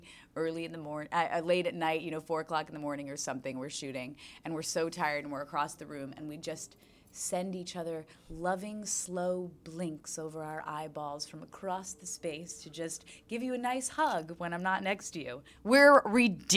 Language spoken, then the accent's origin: English; New York, United States; I'm born and raised in New York